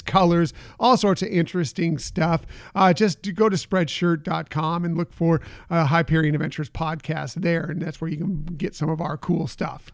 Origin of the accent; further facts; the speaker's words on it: West Coast, United States; I grew up on the West Coast going to Disneyland